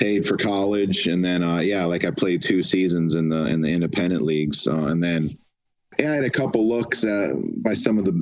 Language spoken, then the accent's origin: English; Detroit, Michigan, United States; moved away; my family, we're from Detroit originally.